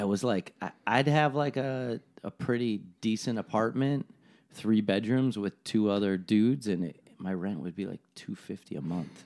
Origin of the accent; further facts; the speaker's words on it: Buffalo, New York, United States; I'm from Buffalo